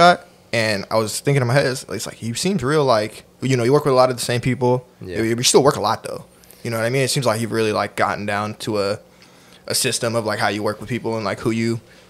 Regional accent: Oakland, California, United States; I'm from Oakland, bro.

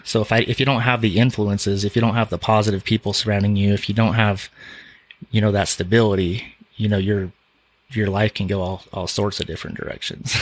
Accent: Salt Lake City, Utah, United States; born or raised there

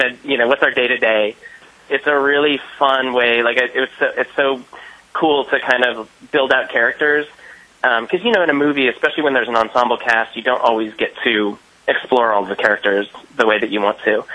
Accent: Bay Area, California, United States; I'm actually from the Bay Area

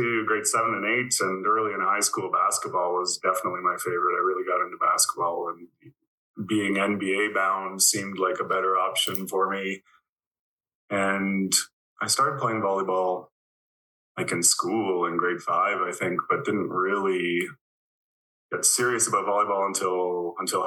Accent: Breslau, Ontario, Canada; I grew up in Breslau, Ontario, which at the time was a village of 500 people or less, I think, but it's just outside of Kitchener

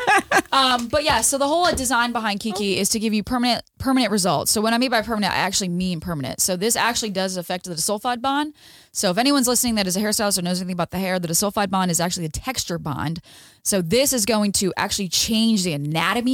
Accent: Delaware, United States; moved away as an adult; now in Orange County, California, United States; So I'm from Delaware. I had a salon in Delaware.

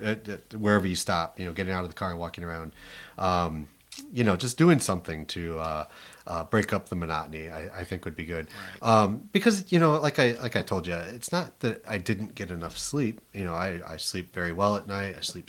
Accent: Toledo, Ohio, United States; I'm from Toledo. {S1} Now, {S0} I can say it. It's my hometown.

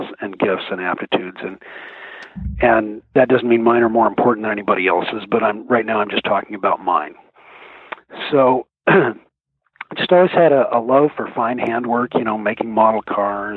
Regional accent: Mercer Island, Washington, United States; I grew up on Mercer Island

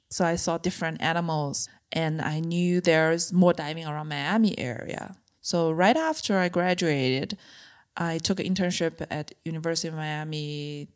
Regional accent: China; moved away as an adult; also born or lived in Beijing; I grew up in a mid-size city in China

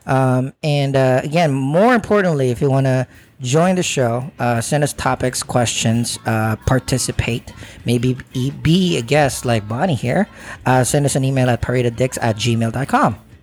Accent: Philippines; now in New York, United States; I grew up in the Philippines where courting is a real thing

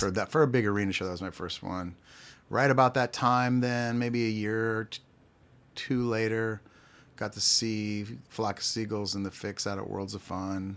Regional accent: Pittsburgh, Pennsylvania, United States; now in Kansas City, United States; I was born in Pittsburgh, Pennsylvania

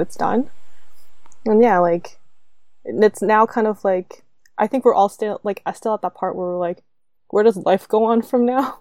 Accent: Canada; I'm Canadian

